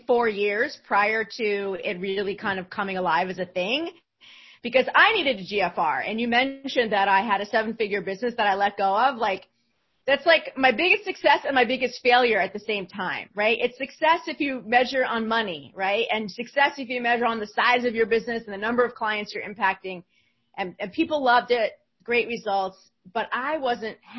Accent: New Jersey, United States; I'm from New Jersey

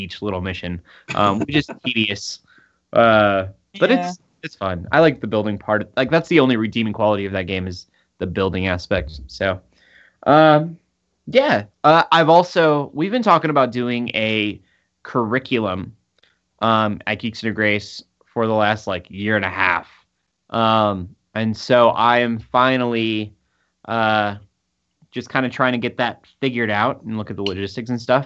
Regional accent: United States; I'm American

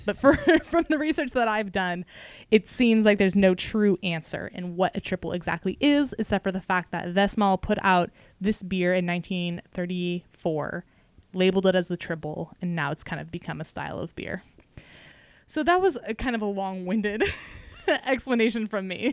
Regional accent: California, United States; as a Californian

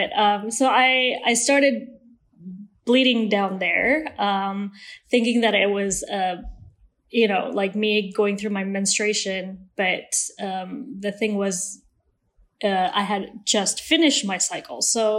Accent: Malaysia; also born or lived in Switzerland; I was born in Switzerland, and my family, and due to my dad's job, we moved around every 3 or 4 years. So I'm Malaysian, but I don't have an accent.

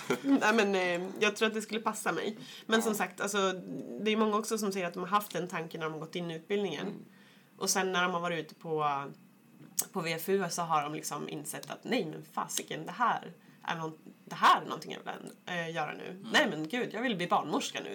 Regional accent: Kilafors, Gävleborg County, Sweden; jag kommer från Hälsingeskogarna, en liten by som heter Kilafors

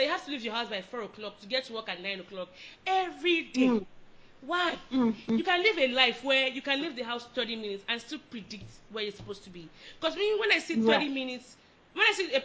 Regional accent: Lagos, Nigeria; moved away; I'm from Lagos

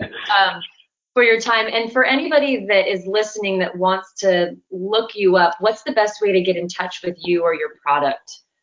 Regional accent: Southern California, United States; I grew up in Southern California

